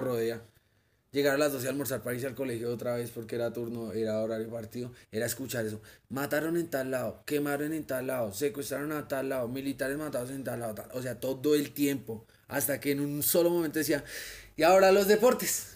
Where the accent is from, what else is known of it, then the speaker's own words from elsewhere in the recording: Colombia; como colombiano